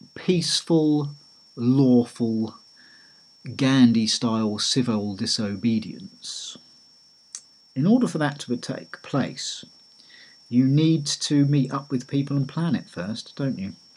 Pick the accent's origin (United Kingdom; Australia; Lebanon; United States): United Kingdom; Eastbourne, South East England; my hometown of Eastbourne